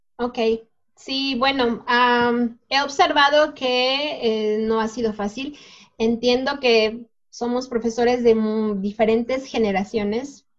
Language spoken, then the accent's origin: Spanish; Mexico; somos mexicanos